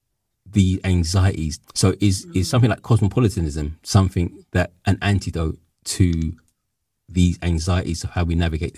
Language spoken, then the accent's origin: English; London, United Kingdom; I'm from London, I'm born and bred here.